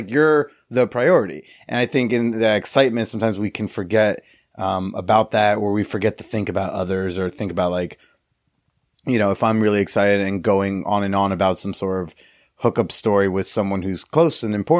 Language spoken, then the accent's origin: English; London, United Kingdom; no big deal, but I grew up in London, so it's a big deal?